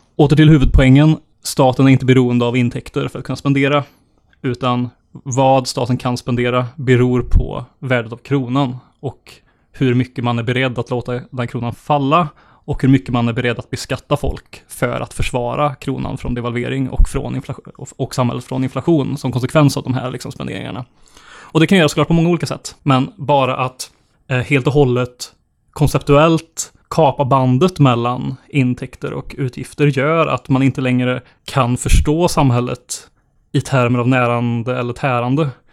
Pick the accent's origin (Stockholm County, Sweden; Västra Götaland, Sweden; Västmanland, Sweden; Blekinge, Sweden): Västra Götaland, Sweden; Bengtsfors; min hemkommun eh, Bengtsfors i Dalsland